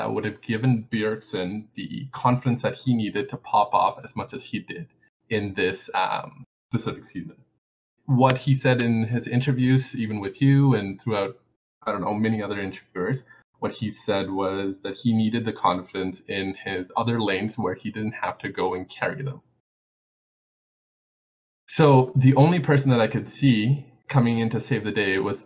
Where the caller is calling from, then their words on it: Calgary, Alberta, Canada; I'm calling from Calgary, Canada